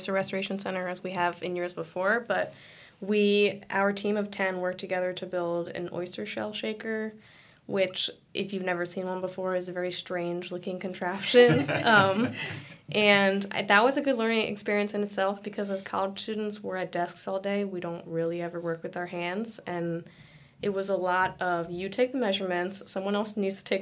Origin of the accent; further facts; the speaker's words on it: Richmond, Virginia, United States; I grew up in Richmond looking at the James River